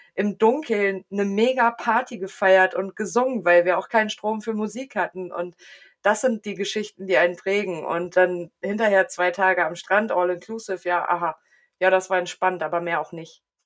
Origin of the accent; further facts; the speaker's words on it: near Wolfsburg, Lower Saxony, Germany; ich komme aus der Nähe von Wolfsburg